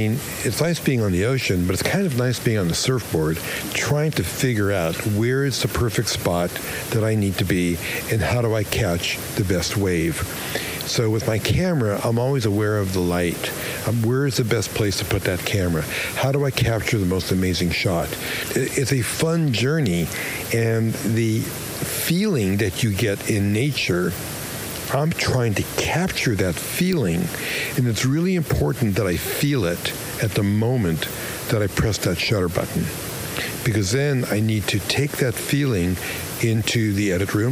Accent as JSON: {"language": "English", "town": "New York City", "region": "New York", "country": "United States", "tie": "born or raised there", "also_born_or_lived": "Los Angeles", "moved": "as an adult", "said": "I grew up in Brooklyn."}